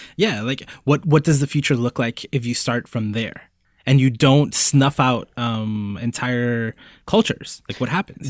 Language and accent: English; Puerto Rico; I was born in Puerto Rico